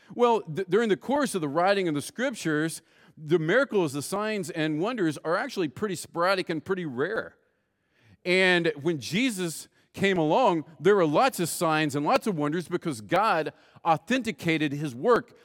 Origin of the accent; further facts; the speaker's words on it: West Virginia, United States; I grew up in West Virginia